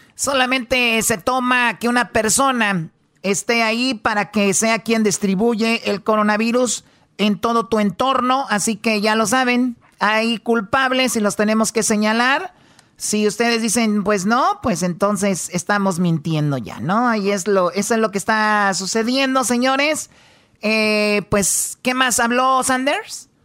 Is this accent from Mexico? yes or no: yes; Mexico; yo soy mexicana